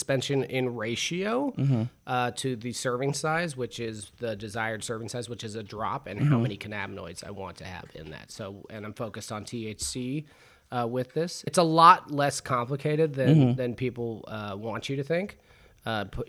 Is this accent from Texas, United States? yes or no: no; Los Angeles, California, United States; also born or lived in Topanga Canyon; I grew up in Van Nuys, California